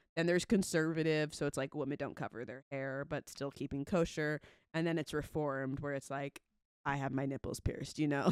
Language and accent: English; Southern California, United States; I'm from Southern California